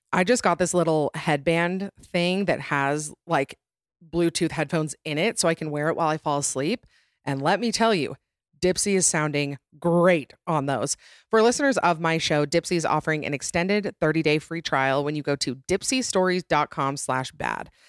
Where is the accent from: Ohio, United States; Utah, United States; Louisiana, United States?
Utah, United States; my home state of Utah